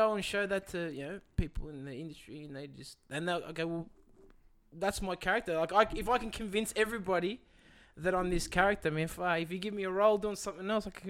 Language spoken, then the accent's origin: English; Hurstville, New South Wales, Australia; also born or lived in South Africa; when I was growing up in Hurstville.